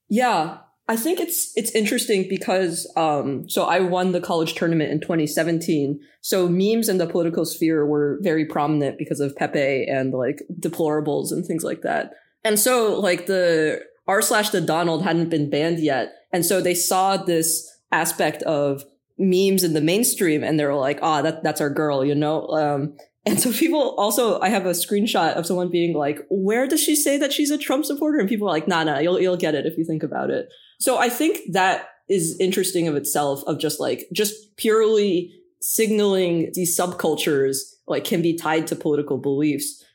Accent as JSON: {"language": "English", "town": "Boston", "region": "Massachusetts", "country": "United States", "said": "I'm from Boston"}